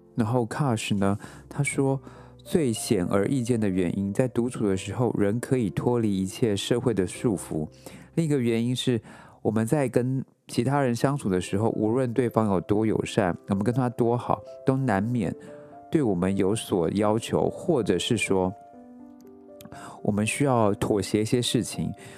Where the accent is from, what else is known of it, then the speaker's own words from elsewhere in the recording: Taiwan; moved away as an adult; now in New York, United States; 我出生在台湾